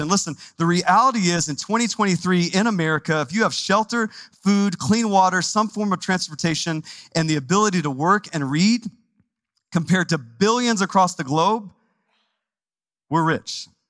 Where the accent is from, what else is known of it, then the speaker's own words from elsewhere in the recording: Texas, United States; now in Phoenix, United States; I'm from Texas, and so you got to say it like with a Texas accent